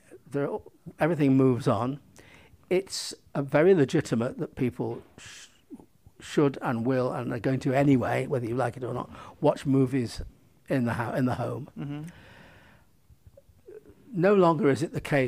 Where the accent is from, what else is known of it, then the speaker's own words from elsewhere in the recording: United Kingdom; I'm a European filmmaker, I'm a British filmmaker.